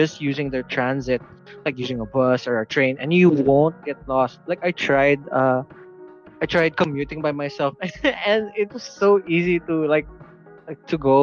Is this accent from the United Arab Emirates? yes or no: yes; Dubai, United Arab Emirates; moved away; also born or lived in Philippines; Well, I was born in Dubai